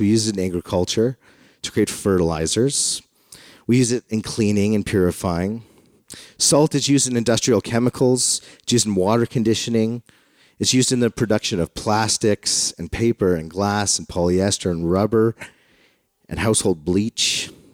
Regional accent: Canada; I'm Canadian because I was born here.

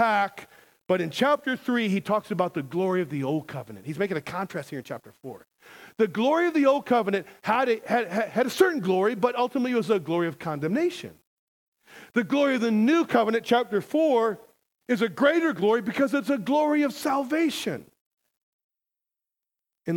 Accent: United States; I'm a Christian. I'm American

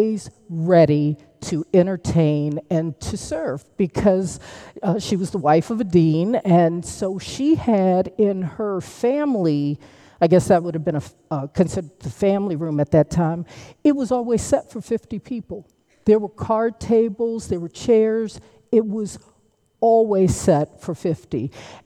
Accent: United States; I'm from Washington, but my folks are from the great state of Alabama.

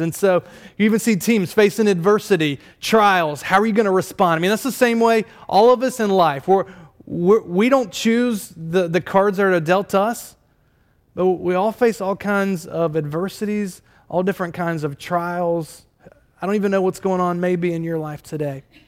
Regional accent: Durham, North Carolina, United States; moved away; I, I did grow up in Durham, North Carolina

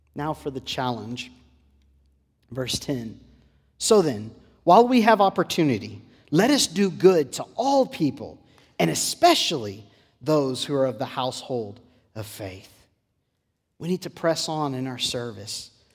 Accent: Port Lavaca, Texas, United States; Growing up in South Texas in my home church in Port Lavaca

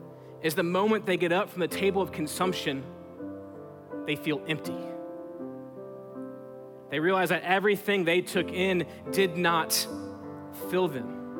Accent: Texas, United States; we're from Texas

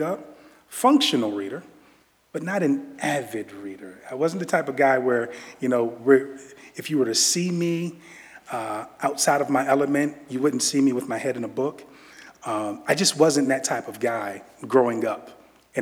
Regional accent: Virginia, United States; I'm from Virginia. I am from Virginia, and I'm a DMV guy

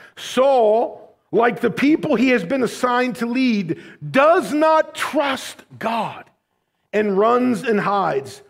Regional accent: United States; American Christians

